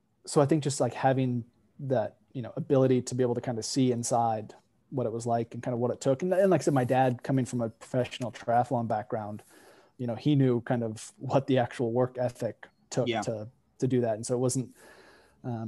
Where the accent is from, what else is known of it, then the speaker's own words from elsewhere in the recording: Bend, Oregon, United States; I grew up out in Bend, Oregon